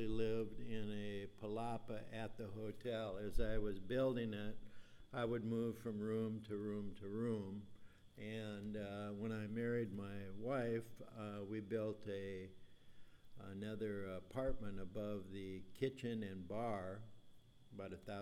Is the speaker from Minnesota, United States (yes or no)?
yes; Minnesota, United States; moved away as an adult; also born or lived in Missouri / Kansas City; now in Xcalak, Mexico; I was born and raised in Minnesota